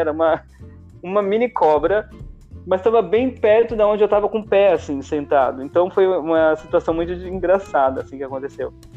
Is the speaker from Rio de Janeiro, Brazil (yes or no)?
no; interior of São Paulo, Brazil; moved away as an adult; eu sou do interior de São Paulo